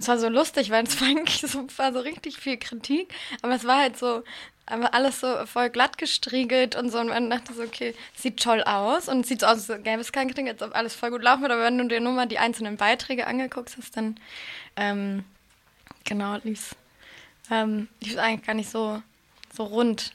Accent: Hamburg, Germany; now in Berlin, Germany; Ich komme ja ursprünglich aus Hamburg

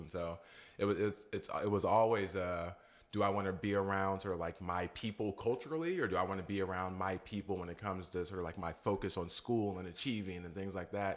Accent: Modesto, California, United States; also born or lived in Alameda; I'm a native here, grew up here, so call, call this place home.

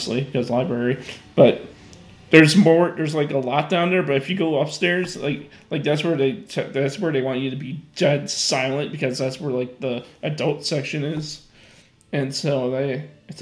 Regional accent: Mount Prospect, Illinois, United States; my old library that I used to go to when I was growing up in Mount Prospect

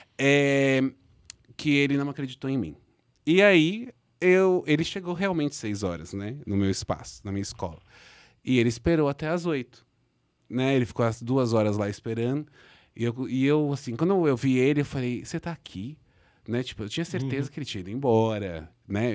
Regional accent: Brazil

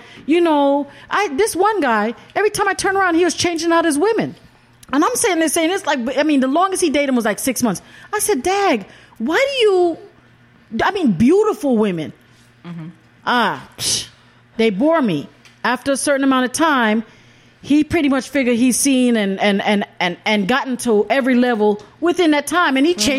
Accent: Jamaica; I'm from Jamaica.

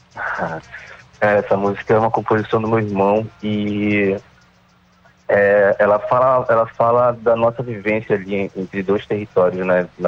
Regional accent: Belém, Pará, Brazil; also born or lived in Outeiro, Belém; A gente nasceu em Coraci e, e, e mora em Caratateu há, há bastante tempo

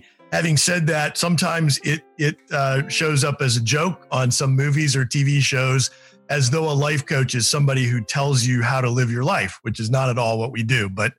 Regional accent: Reno, Nevada, United States; born there; I am not, though my dad was from West Virginia. I was born in Reno, Nevada.

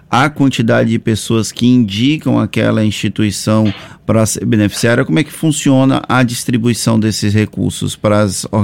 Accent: Valença, Brazil; no meu caso, eu tinha escolhido uma instituição da minha cidade natal, Valença

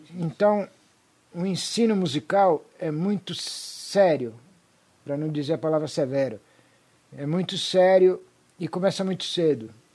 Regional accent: Brazil; also born or lived in Vigevano, Italy / Lake Garda, Lombardy, Italy; nasci na Itália e cresci no Brasil desde os 5 anos de idade

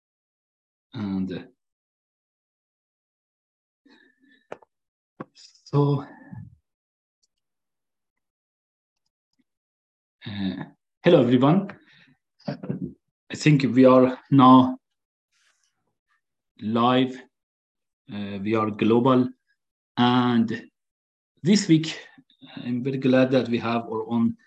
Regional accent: Qazvin, Qazvin Province, Iran; moved away as an adult; now in United States; I was born in Qazvin.

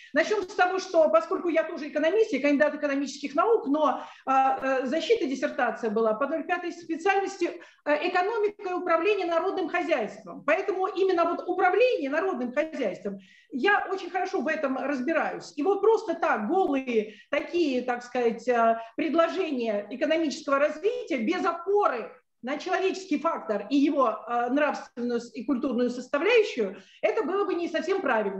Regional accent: Moscow, Russia; moved away as an adult; now in Sevastopol; я москвичка, но в данный момент я, а, так сказать, нахожусь в Севастополе

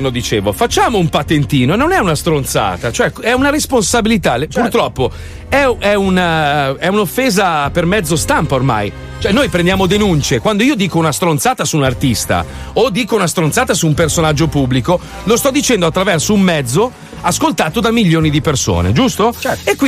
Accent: United States; io no, io sono americano.

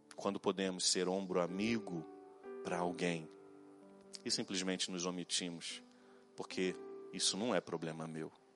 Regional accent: Santa Cruz, Brazil; quando eu era menino lá em Santa Cruz

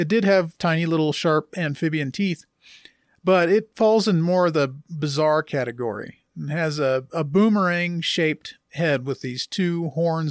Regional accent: Gulf Coast, United States; I grew up on the Gulf Coast

